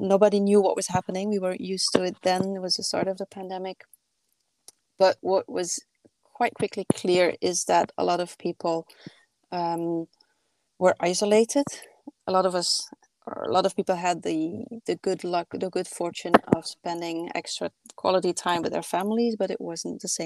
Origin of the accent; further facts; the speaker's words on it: Belgium; now in Paris, France; when I go back home to my home country in Belgium, I'm not far from the coast